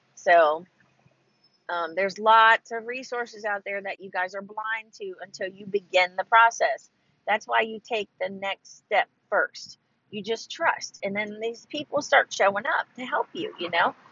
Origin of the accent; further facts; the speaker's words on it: Ohio, United States; moved away as an adult; now in Texas, United States; I'm from originally from Ohio